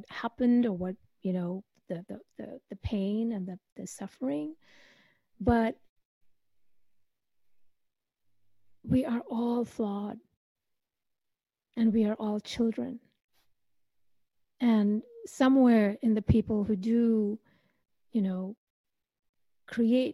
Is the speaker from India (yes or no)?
yes; India; I come from India, so I believe in past lives